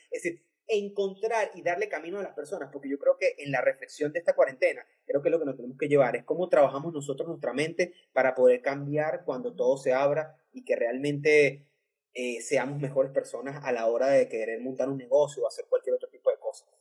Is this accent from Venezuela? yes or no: yes; Venezuela; moved away; Somos venezolanos en otros países